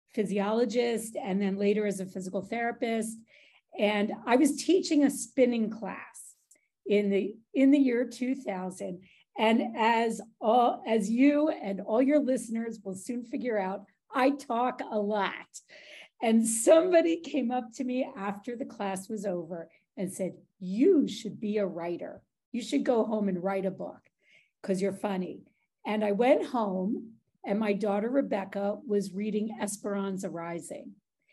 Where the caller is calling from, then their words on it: Chicago, Illinois, United States; Chicago, Illinois.